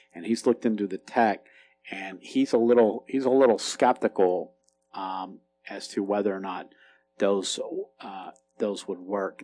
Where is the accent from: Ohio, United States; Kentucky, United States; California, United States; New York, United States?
Kentucky, United States; also born or lived in Florida; now in Appalachia, United States; grew up in Kentucky.